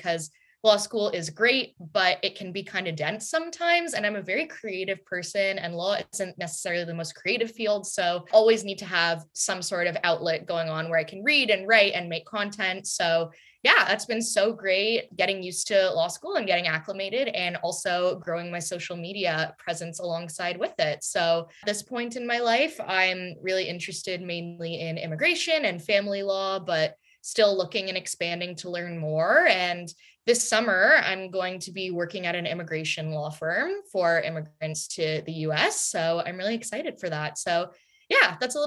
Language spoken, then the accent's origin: English; Toronto, Ontario, Canada; also born or lived in Montreal; born and raised in Toronto, Canada